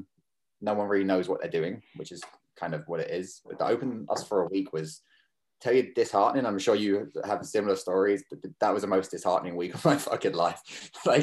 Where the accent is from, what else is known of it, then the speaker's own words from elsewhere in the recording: Kerry, Munster, Ireland; accent: kind of weird accent; moved away as an adult; also born or lived in London; now in Toronto, Canada; I grew up in Kerry